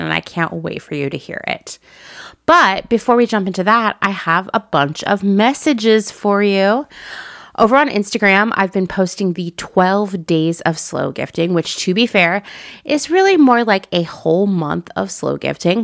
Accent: Portland, Oregon, United States; moved away; my former home, the place I think of as my hometown, Portland, Oregon

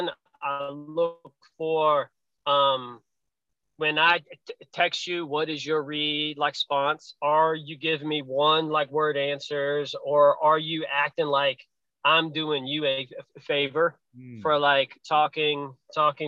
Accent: Pennsylvania, United States; now in Virginia, United States; I come from Pennsylvania. I live in Virginia now. But when I was in Pennsylvania growing up

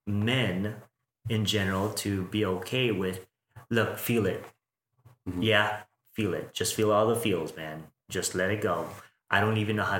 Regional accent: Philippines; now in Las Vegas, United States; I'm Filipino

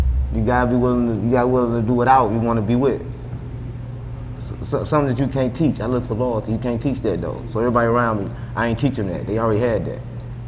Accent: St. Louis, Missouri, United States; I'm from Pine Line, but I run St. Louis.

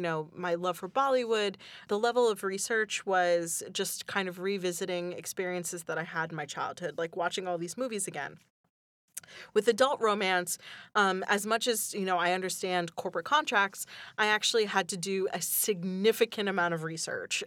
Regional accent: Northeast Pennsylvania, United States; I grew up in Northeast Pennsylvania

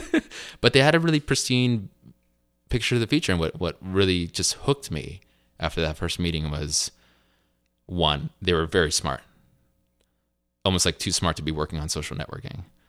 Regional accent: Piscataway, New Jersey, United States; also born or lived in Colombia / Durham, North Carolina; now in Los Altos, United States; When I was about four years old, my mother and I moved back to the States full-time, where I was raised in, uh, Piscataway, New Jersey

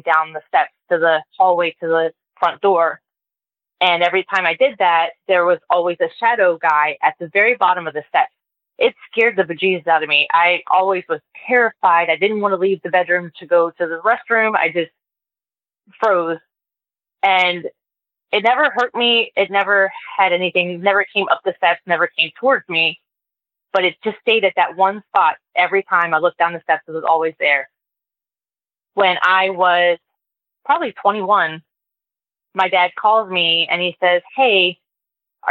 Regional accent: Baltimore, Maryland, United States; I grew up in Baltimore in a row home.

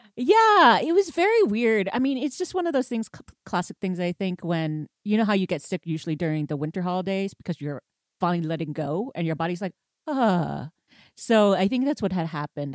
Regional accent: Houston, Texas, United States; moved away; I was from Houston

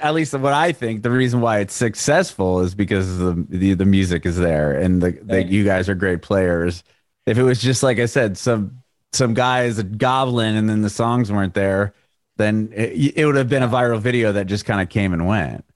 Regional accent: San Diego, California, United States; moved away as an adult; now in Nashville, United States; he grew up in the same area that I grew up in San Diego

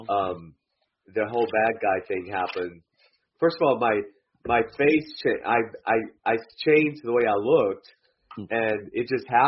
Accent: Athens, Georgia, United States; moved away as an adult; also born or lived in Atlanta, Georgia; now in Los Angeles, United States; But, yeah, I grew up in Georgia, a college town called Athens, University of Georgia.

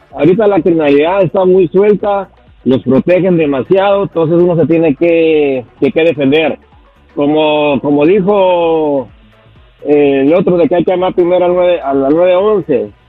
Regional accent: Michoacán, Mexico; now in United States; Soy de México, de Michoacán.

